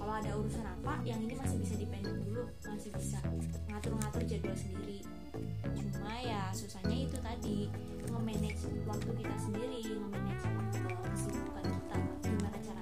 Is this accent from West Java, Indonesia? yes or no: no; Cilacap, Central Java, Indonesia; moved away as an adult; now in Yogyakarta, Indonesia; gue asalnya nih dari Cilacap